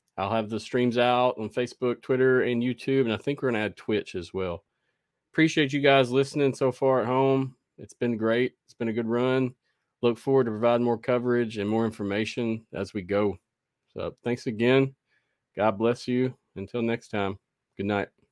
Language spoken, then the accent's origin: English; the South, United States; I'm from the South, so it's hard for me to talk correctly sometimes myself.